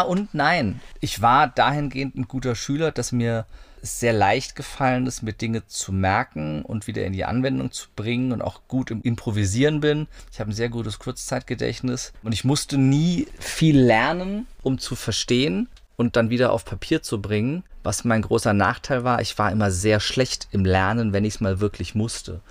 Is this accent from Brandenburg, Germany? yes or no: no; near Wiesbaden, Hesse, Germany; In der Nähe von Wiesbaden. Ich bin in Wiesbaden geboren. Das ist so die Großstadt, die es war, wenn es hieß, wir fahren heute in die Stadt oder so als Kind. Aber es war auf dem Dorf, also eine Viertelstunde von Wiesbaden